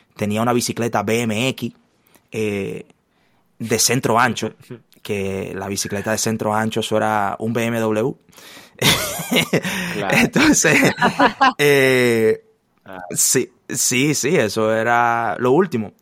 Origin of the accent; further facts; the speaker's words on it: Santo Domingo, Distrito Nacional, Dominican Republic; also born or lived in La Romana, Dominican Republic; mi padre fue trasladado a la ciudad capital